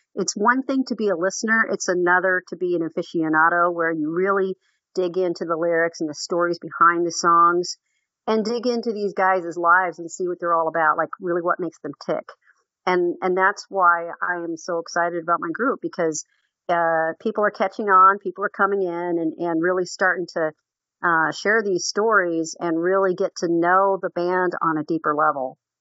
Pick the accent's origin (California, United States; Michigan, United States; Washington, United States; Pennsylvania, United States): Washington, United States; Seattle; I was born and raised in Seattle, Washington.